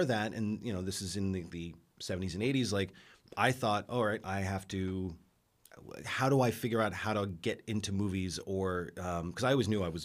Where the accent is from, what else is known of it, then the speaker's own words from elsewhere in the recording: New York, United States; now in Los Angeles, United States; I come from New York